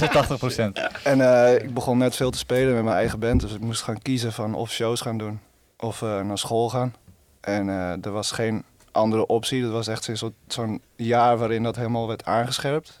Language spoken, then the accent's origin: Dutch; Friesland, Netherlands; now in Rotterdam, Netherlands; Ik kom uit Friesland. Ik woon in Rotterdam